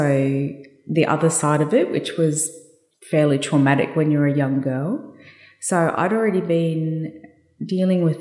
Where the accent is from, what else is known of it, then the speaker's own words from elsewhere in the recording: Brisbane, Queensland, Australia; I got airlifted back to Brisbane, which was my hometown